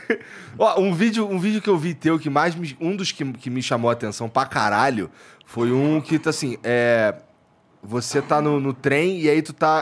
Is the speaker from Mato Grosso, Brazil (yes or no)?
no; Rio de Janeiro, Brazil; also born or lived in Curitiba; now in São Paulo, Brazil; eu fui criado lá no, no Rocha e no Jacaré ali, morei no Jacaré